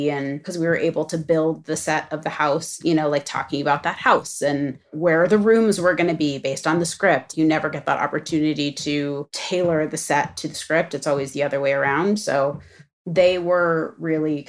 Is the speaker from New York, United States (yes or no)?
no; Los Angeles, California, United States; growing up in Los Angeles